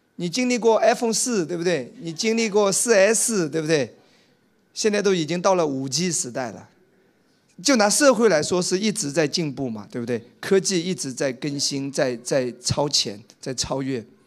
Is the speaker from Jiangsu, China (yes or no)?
no; Wenzhou, Zhejiang, China; moved away; 在我们温州老家